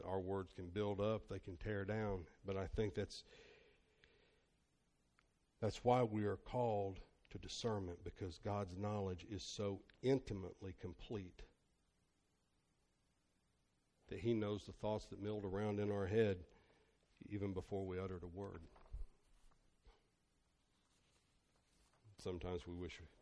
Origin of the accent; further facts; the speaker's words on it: Northern Kentucky, United States; I'm from Northern Kentucky, so Murray State University was 5.5 hours away